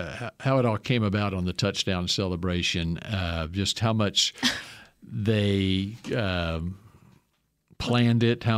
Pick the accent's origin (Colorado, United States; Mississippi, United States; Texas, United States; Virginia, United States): Texas, United States; also born or lived in Lubbock, Texas; I grew up in Texas.